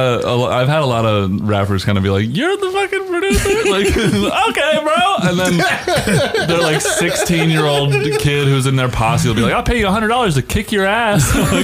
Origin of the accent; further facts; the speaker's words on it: Atlanta, Georgia, United States; I mean, I grew up in Atlanta